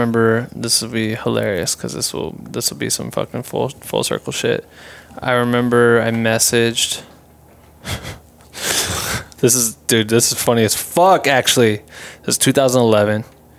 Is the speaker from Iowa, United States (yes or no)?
yes; Iowa, United States; So I remember him playing in our hometown or like not my hometown, Des Moines, Iowa